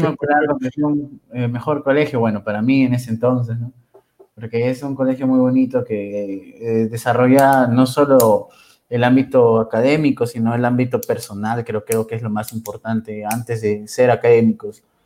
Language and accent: Spanish; Huacho, Lima, Peru; Yo soy peruano de corazón, guachanazo, y siempre lo decís, soy recontra guachano.